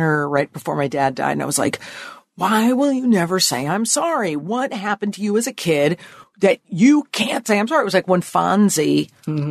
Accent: Connecticut, United States; Lower middle class. Um, father had a white collar ish job, mm-hmm. um, Connecticut

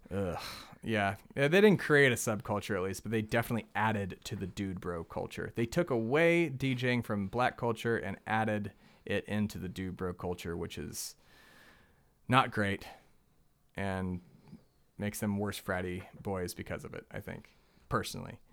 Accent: the South, United States; we're from the South

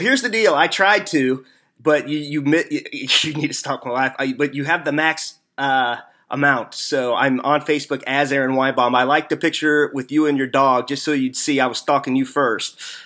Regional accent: Missouri, United States; accent: hillbilly; I am from Missouri, so I'm not from the South

